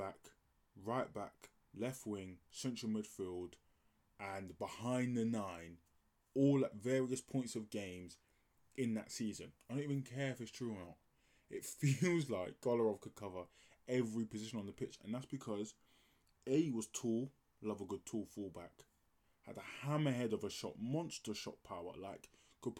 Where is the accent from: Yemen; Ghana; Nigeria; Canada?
Nigeria; I'm Nigerian